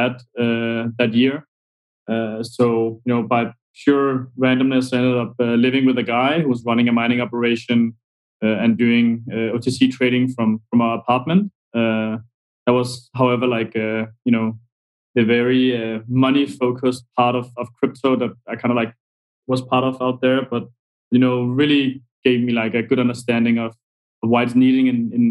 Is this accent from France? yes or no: no; Denmark; moved away; also born or lived in Argentina; I come from Denmark